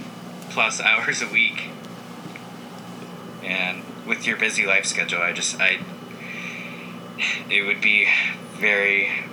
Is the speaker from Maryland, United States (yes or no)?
no; Seattle, Washington, United States; now in Tempe, United States; Yep, I'm from Tempe, Arizona. So I went to Arizona State University, and originally from Seattle, and as everyone knows, it rains a ton there.